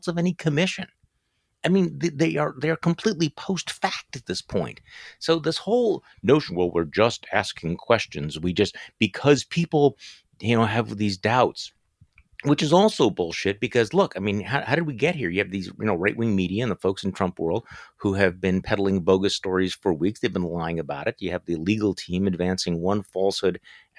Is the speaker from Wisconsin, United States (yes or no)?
yes; Wisconsin, United States; I'm from Wisconsin